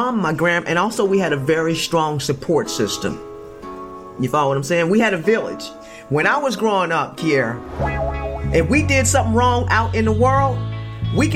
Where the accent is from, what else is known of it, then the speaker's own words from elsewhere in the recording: Chester, Pennsylvania, United States; I grew up very, very poor in Chester, Pennsylvania